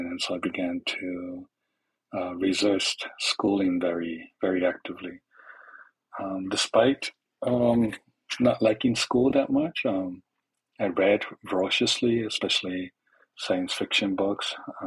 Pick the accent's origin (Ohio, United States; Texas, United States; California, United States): California, United States; Los Angeles; I was born and raised in East Los Angeles to immigrant parents from Mexico